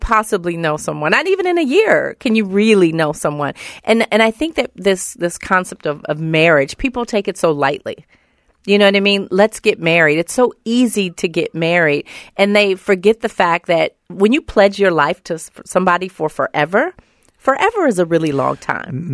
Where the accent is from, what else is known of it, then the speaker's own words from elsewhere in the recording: Oakland, California, United States; I'm from Oakland, California